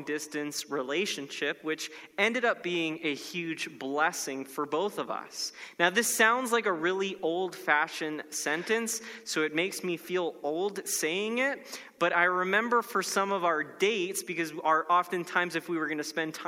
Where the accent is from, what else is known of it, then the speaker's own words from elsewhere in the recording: Florida, United States; my home state of Florida